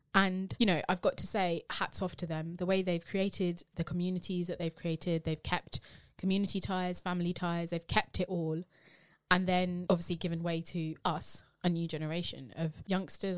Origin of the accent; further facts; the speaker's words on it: United Kingdom; being British Asian.